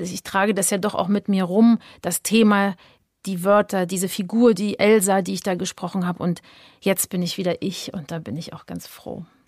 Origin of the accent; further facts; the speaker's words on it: Berlin, Germany; ich bin ja in Ostberlin groß geworden